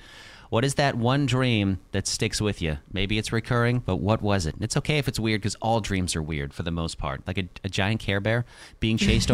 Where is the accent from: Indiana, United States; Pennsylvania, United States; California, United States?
Indiana, United States; moved away; also born or lived in Chicago; around the time when I was leaving my hometown in Indiana